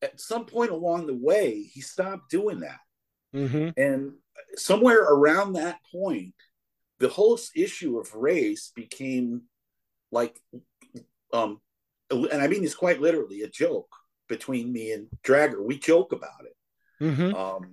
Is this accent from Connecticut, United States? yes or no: yes; Connecticut, United States; now in Chicago, United States; I'm as white a dude as they come, man. I'm from Connecticut